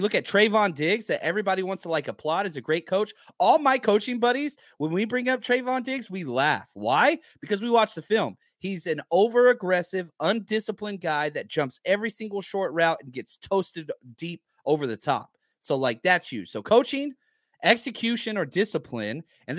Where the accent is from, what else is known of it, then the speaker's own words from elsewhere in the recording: Dallas, Texas, United States; also born or lived in Atlanta; I grew up in Dallas.